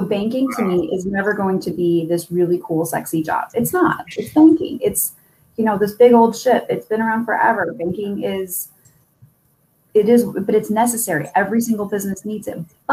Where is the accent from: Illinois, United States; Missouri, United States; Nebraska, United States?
Nebraska, United States; Omaha; moved away as an adult; also born or lived in Kansas City; went to college in the town that we grew up in Omaha